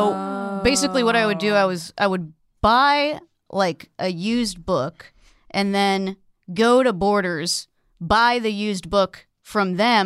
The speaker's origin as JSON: {"language": "English", "region": "Central California", "country": "United States", "tie": "born or raised there", "also_born_or_lived": "New Orleans", "said": "the library in my hometown, which is this like shitty Central Californian town"}